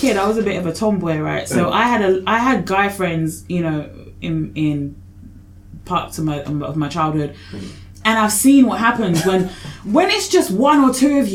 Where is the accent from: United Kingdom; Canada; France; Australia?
United Kingdom; Essex, East of England; I'm from Essex